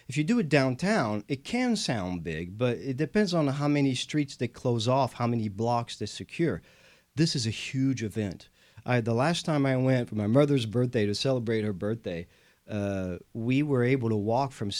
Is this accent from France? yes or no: yes; France; moved away as an adult; now in Houston, United States; I am the Texan from France, a proud Houstonian